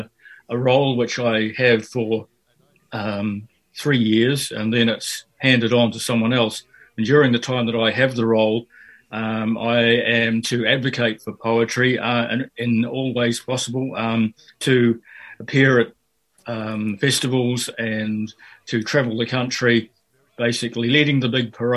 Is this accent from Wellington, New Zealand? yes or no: no; Auckland, New Zealand; also born or lived in Fiji; now in Dunedin, New Zealand; I grew up in Fiji and also in South Auckland